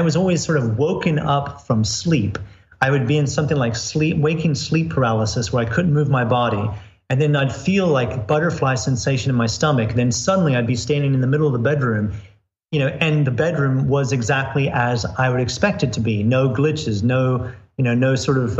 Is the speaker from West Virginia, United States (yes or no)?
no; Florida, United States; I grew up in the U.S. I grew up in Florida